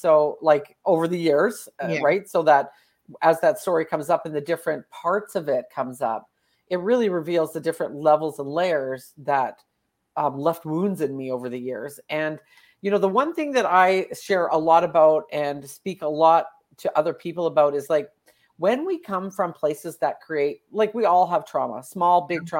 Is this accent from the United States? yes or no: no; Alberta, Canada; Okay, I am from Canada. Right now I'm in Alberta, Canada. It's the prairies.